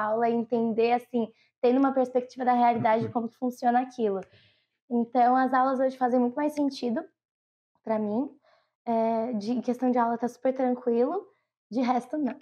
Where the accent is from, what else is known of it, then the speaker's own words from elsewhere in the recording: São Bernardo do Campo, São Paulo, Brazil; also born or lived in Nova Lima, Minas Gerais; now in United States; eu nasci em Nova Lima, Minas Gerais, mas eu sou de São Bernardo do Campo